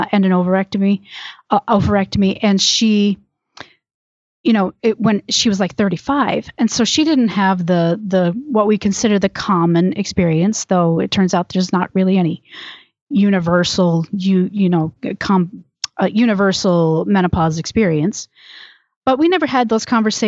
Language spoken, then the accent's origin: English; Michigan, United States; moved away as an adult; also born or lived in Georgia; now in Tucson, United States; I'm originally from Michigan, but now I live in Tucson, Arizona, and I have lived in Tucson since 1998.